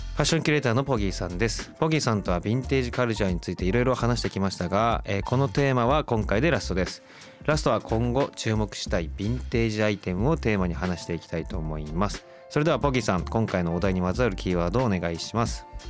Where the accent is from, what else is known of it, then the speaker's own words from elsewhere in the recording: Kawasaki, Kanagawa, Japan; 川崎出身なんで。